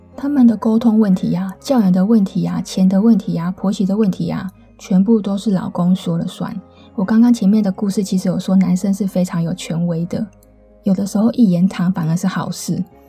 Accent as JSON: {"language": "Chinese", "region": "Taipei", "country": "Taiwan", "also_born_or_lived": "Taichung", "said": "我是台北人嘛，然后我就到台中念书"}